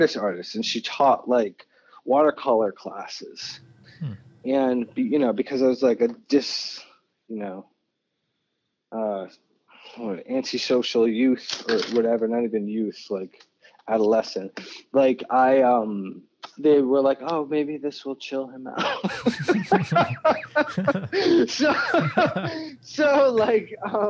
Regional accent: Detroit, Michigan, United States; also born or lived in New Mexico / Philadelphia, Pennsylvania; now in New York, United States; For the formative years of my life, like growing up in Detroit

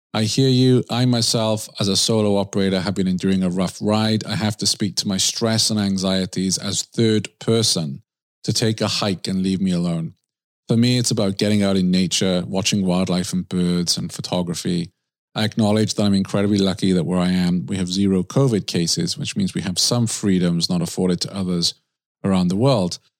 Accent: Swansea, Wales, United Kingdom; moved away; My hometown, Swansea in the U K

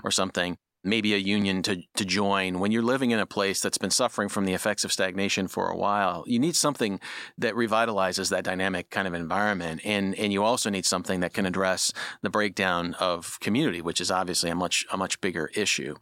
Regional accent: Midwest, United States; moved away; I'm from the Midwest

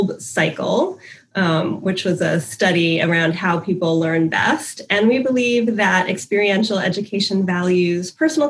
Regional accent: Silver Spring, Maryland, United States; I'm from Silver Spring, Maryland. I grew up here since I was five, and I was in Montgomery County Public Schools from kindergarten through ninth grade.

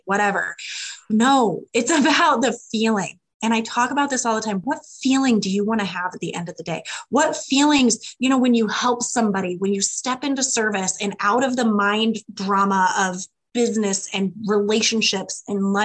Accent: Midwest, United States; I'm from the Midwest. I'm a farm girl

